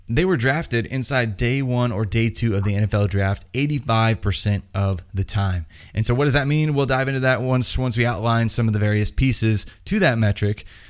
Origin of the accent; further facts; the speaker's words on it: Indiana, United States; I'm from Indiana.